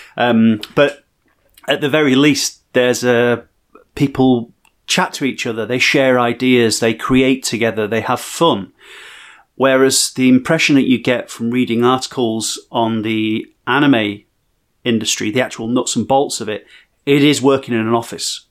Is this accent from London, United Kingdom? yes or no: no; Barnsley, Yorkshire and the Humber, United Kingdom; growing up in Barnsley